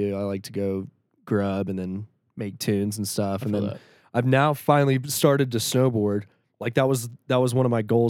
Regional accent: Shreveport, Louisiana, United States; moved away as an adult; also born or lived in Denver, Colorado; We're both from Shreveport. That's where I was born and raised. And then I came out to Denver in like 2016

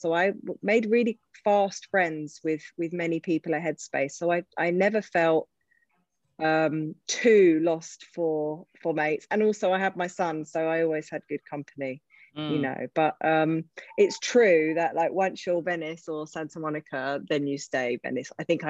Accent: Croydon, London, United Kingdom; also born or lived in Islington / California / East Dulwich; So I grew up in Croydon, and I've spent my whole life moving as far away from Croydon as mm-hmm. possible.

